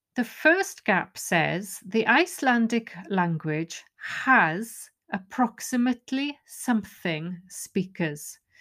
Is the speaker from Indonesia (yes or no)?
no; Wales, United Kingdom; first language Welsh; English is a second language; my first language, which is Welsh